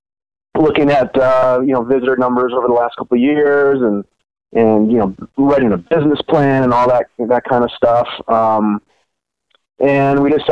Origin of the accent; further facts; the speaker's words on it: Duluth, Minnesota, United States; moved away as an adult; I actually was born and raised in Duluth, but had moved away like a lot of people did my age and pursued other things for a while